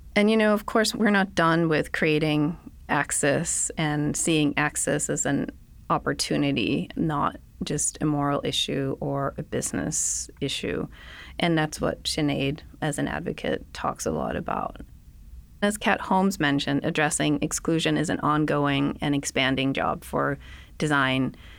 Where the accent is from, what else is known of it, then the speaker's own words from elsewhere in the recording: Denmark; moved away as an adult; now in United States; I'm from Denmark. I went to school in Denmark. My whole family is there.